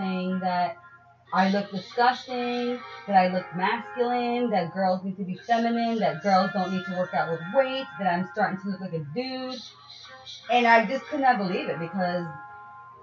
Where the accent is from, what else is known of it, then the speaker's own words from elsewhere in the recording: New York City, New York, United States; I come from New York City